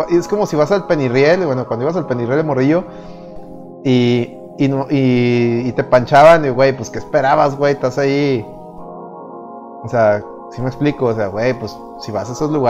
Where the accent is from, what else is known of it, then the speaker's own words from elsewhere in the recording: Mexico; Es mi derecho como mexicano.